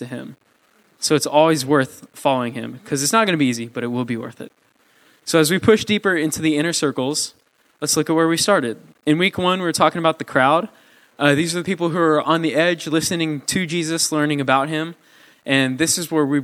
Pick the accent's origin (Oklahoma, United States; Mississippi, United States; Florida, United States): Oklahoma, United States; Mustang; I'm from Mustang